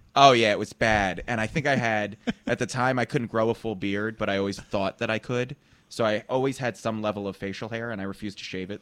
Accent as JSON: {"language": "English", "region": "New Jersey", "country": "United States", "said": "I'm from Jersey"}